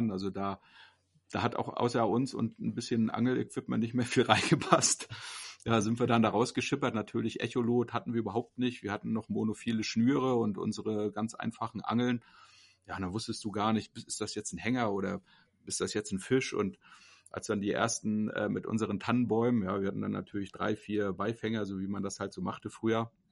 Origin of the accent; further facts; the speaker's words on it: East Germany, Germany; Wie gesagt, ich komme ja aus dem Osten und zu DDR-Zeiten durfte man natürlich nicht nach Norwegen reisen.